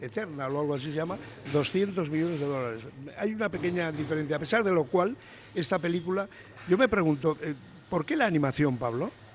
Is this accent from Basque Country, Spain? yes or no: yes; Bilbao, Basque Country, Spain; los de Bilbao nacemos donde queremos